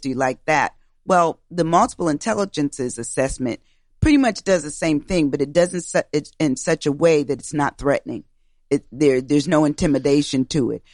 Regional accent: Schenectady, New York, United States; moved away; also born or lived in Albany, New York; I was born and raised in the Capital District, Albany, New York, um, area. Uh, actually, I was born in Schenectady

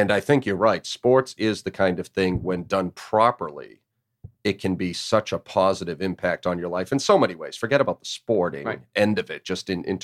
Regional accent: Northeast, United States; now in Chattanooga, United States; I grew up in the Northeast

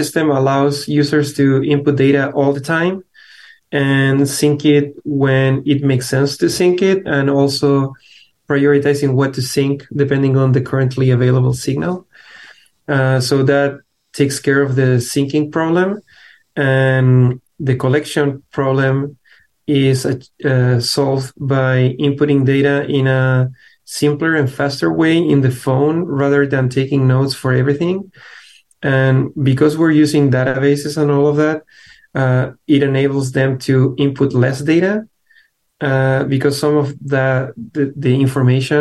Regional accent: Chile; moved away as an adult; now in United States; I'm from Chile originally

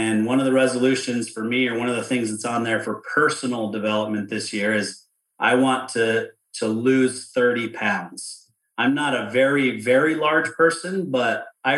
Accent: outside of Salt Lake City, Utah, United States; I grew up outside of Salt Lake City

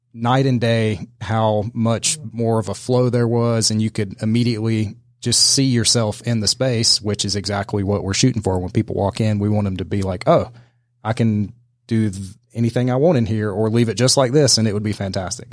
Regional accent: Middle Georgia, United States; now in Atlanta, United States; my hometown in Middle Georgia

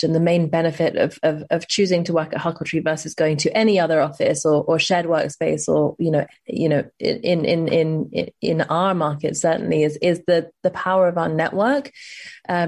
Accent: London, United Kingdom; also born or lived in New York; growing up in London and then I spent 5 years in New York

